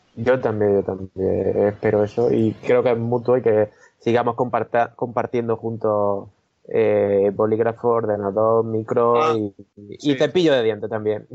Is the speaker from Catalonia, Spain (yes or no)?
no; Mancha Real, Andalusia, Spain; la escuela deportiva de, de, mi pueblo, de Mancha Real en Jaén